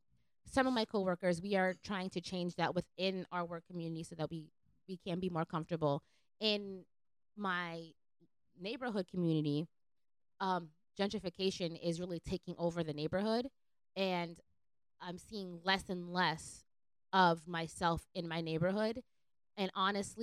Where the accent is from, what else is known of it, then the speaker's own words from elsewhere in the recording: New York City, New York, United States; I'm from the Lower East Side, so Lowisida, which is a big Puerto Rican block